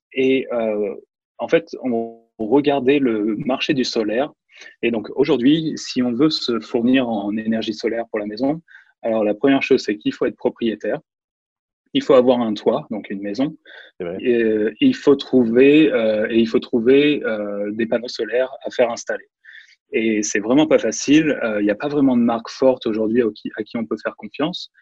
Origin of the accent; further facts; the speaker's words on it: France; moved away as an adult; also born or lived in Nantes / China; now in San Francisco, United States; j'ai grandi en France.